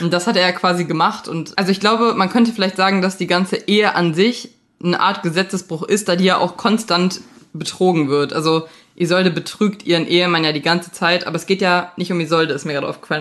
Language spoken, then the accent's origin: German; Leichlingen, North Rhine-Westphalia, Germany; meine Heimatstadt ist Leichling